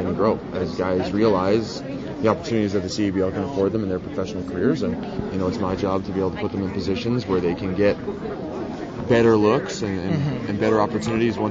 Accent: Edmonton, Alberta, Canada; my hometown

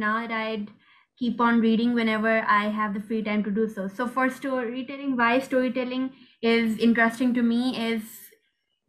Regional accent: Pakistan; I'm 15 and I'm from Pakistan.

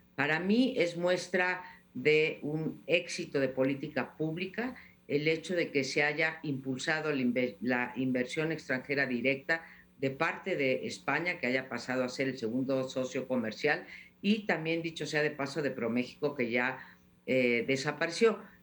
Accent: Mexico; como ciudadana mexicana

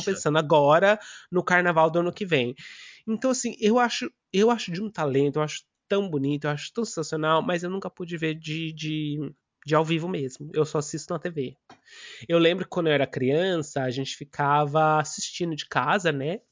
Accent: São Paulo, Brazil; moved away; eu sou do bairro do Limão, em São Paulo

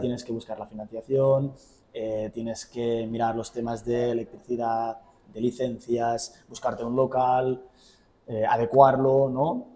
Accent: Girona, Catalonia, Spain; vengo de Girona, tengo 27 años

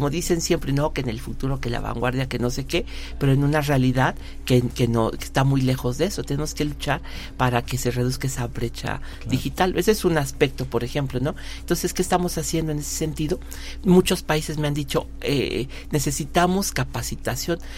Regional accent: Mexico; ¿qué estamos haciendo como mexicanos, más allá de nuestras fronteras?

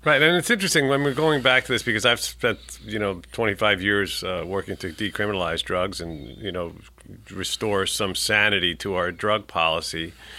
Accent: New York City, New York, United States; I'm a New Yorker, born and bred

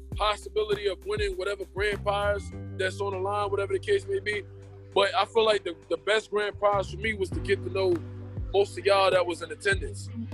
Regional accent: New York City, New York, United States; I'm from New York. I'm from Brooklyn

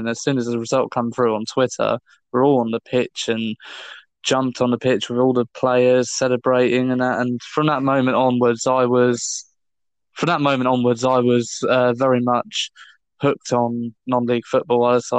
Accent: Hemel Hempstead, East of England, United Kingdom; So I was born in Hemel Hempstead, in my hometown where I still live now. So I was actually born here. I was born and raised, and I've lived here pretty much all my life, apart from when I've gone away to study.

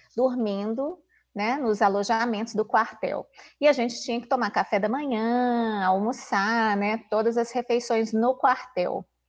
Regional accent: Belo Horizonte, Minas Gerais, Brazil; eu sou aqui de Belo Horizonte mesmo, né, natural da cidade

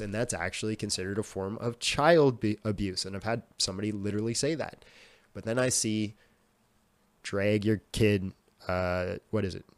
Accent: Whitehorse, Yukon, Canada; I grew up in Whitehorse, so it's the capital of the Yukon

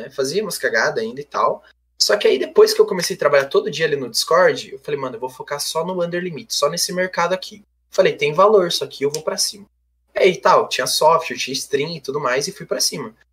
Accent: Rebouças, Paraná, Brazil; Não, não, eu sou do, sou do Paraná, mano, mais precisamente é, Rebouças, que é do lado de Irati

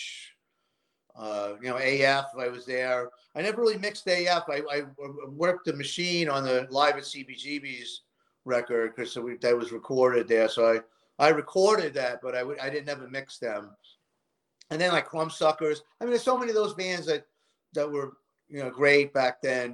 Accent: New York City, New York, United States; I grew up in Queens

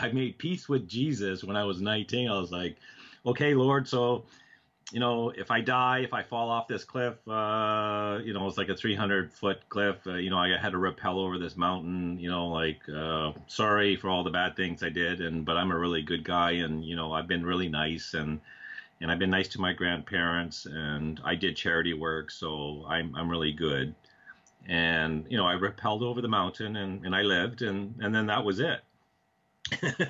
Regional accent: Canada; moved away as an adult; also born or lived in New York City; I had a friend of mine that I grew up with in Canada

